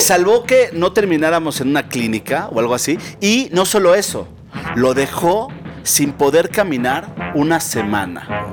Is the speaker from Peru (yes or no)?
no; Mexico City, Mexico; nosotros como chilangos